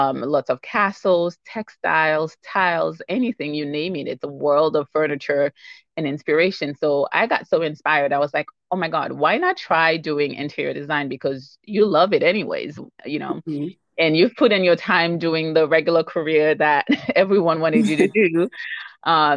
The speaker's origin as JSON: {"language": "English", "country": "Haiti", "moved": "yes", "said": "I'm from Haiti. I'm originally from Haiti"}